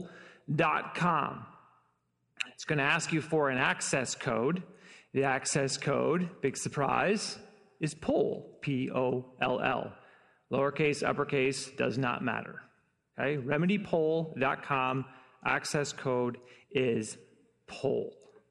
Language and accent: English; Detroit, Michigan, United States; also born or lived in Chicago / Los Angeles; now in Fort Wayne, United States; Been in Fort Wayne only about 6 years. We moved here from Chicago. We moved to Chicago from Los Angeles, and I'm originally from Detroit. We've been all over.